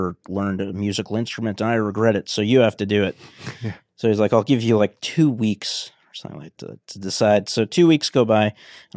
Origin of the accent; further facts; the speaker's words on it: Boston, Massachusetts, United States; I'm from Boston, Massachusetts.